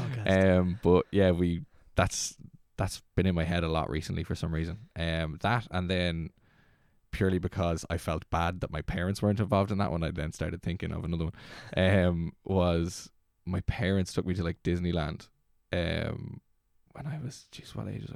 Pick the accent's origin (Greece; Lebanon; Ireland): Ireland; Dublin, Leinster; moved away; also born or lived in Navan / Slane; I was born in Dublin and grew up in Dublin and then moved out of Dublin to Navan and then moved from Navan to outside Slane